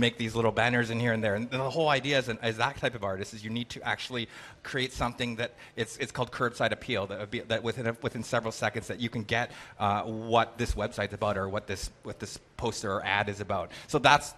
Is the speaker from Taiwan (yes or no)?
no; Canada; I'm Canadian